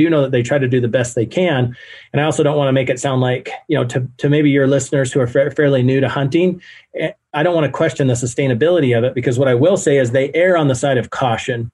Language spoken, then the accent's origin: English; Idaho, United States; moved away; I grew up in Idaho. I lived in Idaho 32 years.